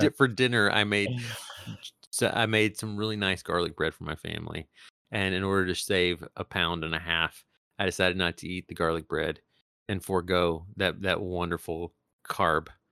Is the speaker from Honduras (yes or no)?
yes; Tegucigalpa, Francisco Morazán, Honduras; moved away; also born or lived in Texas; the town I'm from